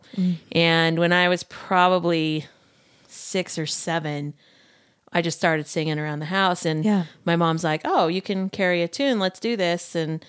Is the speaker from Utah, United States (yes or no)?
yes; Sandy, Utah, United States; Mm-hmm. I grew up in Sandy.